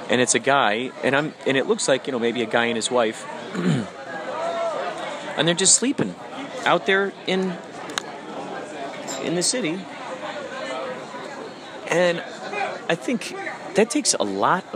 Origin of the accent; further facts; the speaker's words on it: Chicago, Illinois, United States; who I grew up with in the Chicagoland area